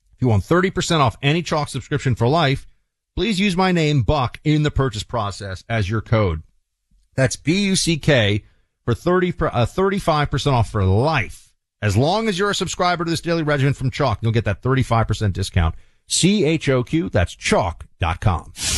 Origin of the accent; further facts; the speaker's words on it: New York, United States; moved away; I'm going back to New York, uh, soon, spend some time in, in my hometown